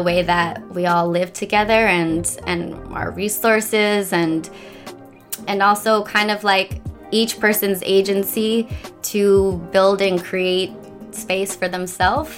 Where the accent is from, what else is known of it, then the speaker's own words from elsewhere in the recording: Washington Crossing, Pennsylvania, United States; moved away as an adult; also born or lived in Philadelphia / Mumbai / Paris; now in New York, United States; I grew up in a l- little town called Washington Crossing